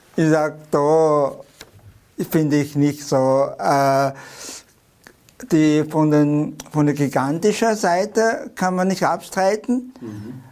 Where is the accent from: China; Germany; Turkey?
China; German is a second language; now in Tyrol, Austria; China ist mein Mutterland